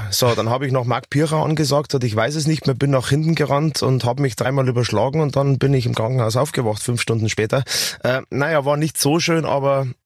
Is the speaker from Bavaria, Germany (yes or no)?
yes; Bavaria, Germany; bitte, ich bin ein Bayer, ich kann das schon von vornherein.